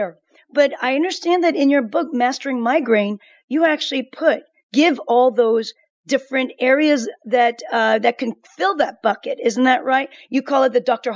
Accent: South Korea; moved away; I'm from Korea.

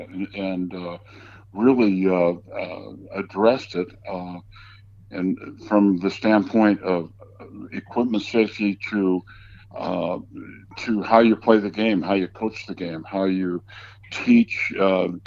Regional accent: San Diego, California, United States; I grew up in San Diego

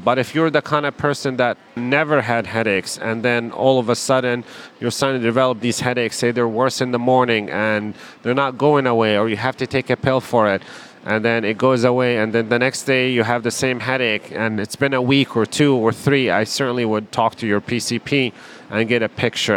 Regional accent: Palestine; also born or lived in Wisconsin, United States; now in Chicago, United States; I grew up in Palestine.

